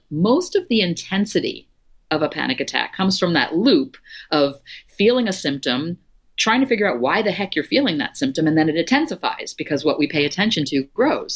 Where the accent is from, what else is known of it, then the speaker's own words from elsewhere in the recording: Florida, United States; I grew up in Florida